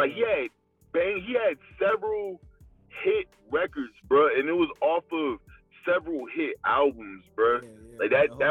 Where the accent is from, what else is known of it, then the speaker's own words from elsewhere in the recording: Rocky Mount, North Carolina, United States; born there; also born or lived in Colorado; I was born in Rocky Mount, North Carolina, which is next to Durham and, like, you know, the Tar Heels and all that shit, kind of, like.